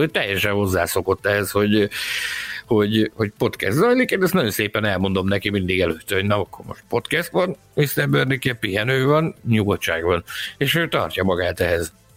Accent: Balkány, Szabolcs-Szatmár-Bereg, Hungary; Falun nőttem fel, amiből város lett

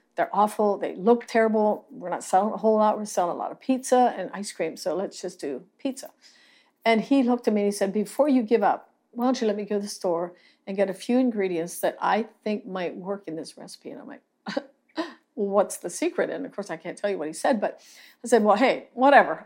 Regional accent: Lancaster County, Pennsylvania, United States; now in Salado, Texas, United States; I grew up in Lancaster County, Pennsylvania

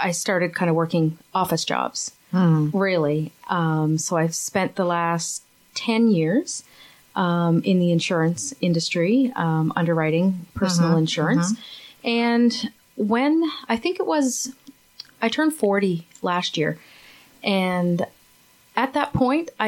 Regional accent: Grand Falls-Windsor, Newfoundland and Labrador, Canada; also born or lived in St. John's; I'm originally from Newfoundland, from Grand Falls. That's in the center of the province. Grew up there

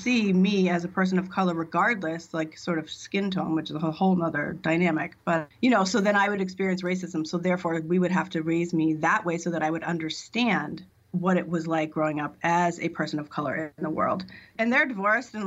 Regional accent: Massachusetts, United States; I'm from Massachusetts. I live in Massachusetts on Cape Cod

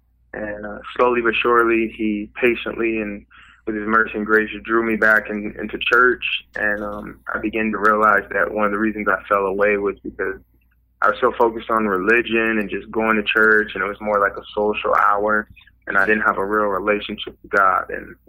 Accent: Wiesbaden, Hesse, Germany; born there; also born or lived in Fort Polk, Louisiana; But I was born in Wiesbaden, Germany. My mother's German.

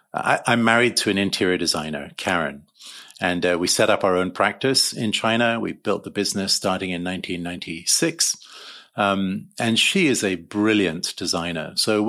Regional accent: Uganda; moved away; also born or lived in London, United Kingdom; And so I was born in London. And at age 3 months, we flew to East Africa and began life in Uganda.

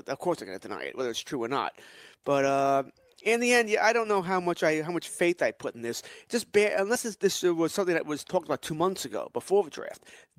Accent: Elmont, New York, United States; I grew up in Elmont, which is I grew up probably about 2-3 miles from Belmont Racetrack.

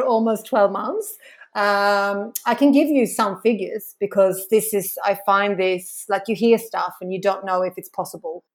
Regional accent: Sweden; moved away as an adult; now in Australia; I'm from Sweden.

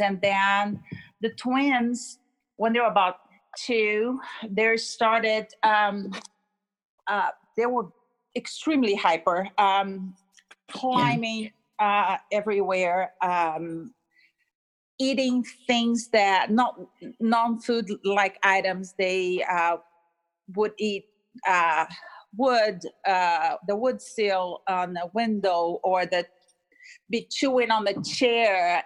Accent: Brazil; moved away; I'm from Brazil and I was speaking Portuguese

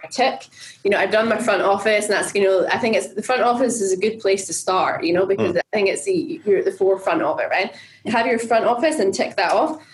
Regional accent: Scotland, United Kingdom; I'm Scottish, right? So it's in my blood.

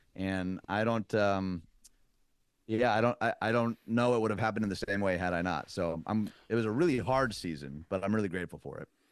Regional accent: Detroit, Michigan, United States; moved away as an adult; also born or lived in Chicago; now in Nashville, United States; born and raised in Detroit

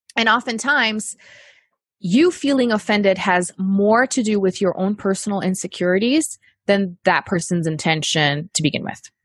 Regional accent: Brazil; moved away as an adult; now in United States; I'm from Brazil and we were living there at the time

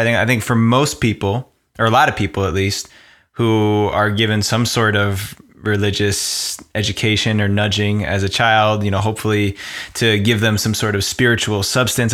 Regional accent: New Jersey, United States; I grew up in New Jersey, right outside of New York

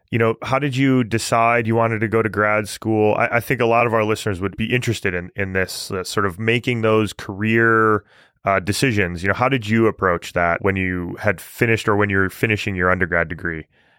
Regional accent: Michigan, United States; now in Pennsylvania, United States; growing up in Michigan, where I grew up, geology was not in the public mind very readily. Like, there's no real industry in Michigan, and there hasn't been for a long time. But now living in Pennsylvania

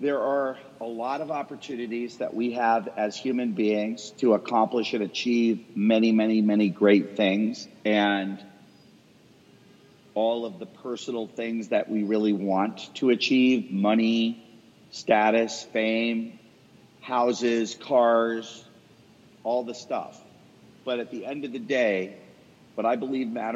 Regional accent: Boston, Massachusetts, United States; now in Dallas, United States; Boston, where I'm from. So that's my hometown. I live in Dallas now

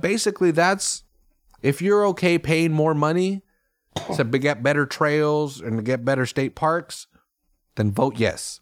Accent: Salinas, California, United States; I grew up in Salinas where cops get in the way with committing crimes.

